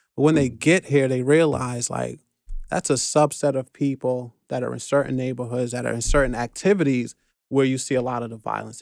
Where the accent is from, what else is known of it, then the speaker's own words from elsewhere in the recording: New York City, New York, United States; also born or lived in Flatbush, Brooklyn; I'm born and raised in the Bronx, but I got a brownstone on Flatbush